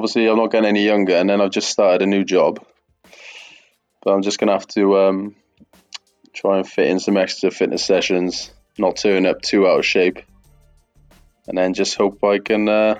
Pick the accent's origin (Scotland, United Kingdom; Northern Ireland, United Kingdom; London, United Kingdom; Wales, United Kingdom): Wales, United Kingdom; Welsh; Obviously, I'm Welsh.